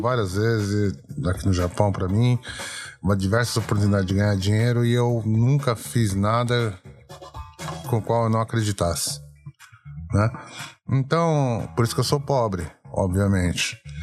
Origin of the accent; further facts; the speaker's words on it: Brazil; nós somos brasileiros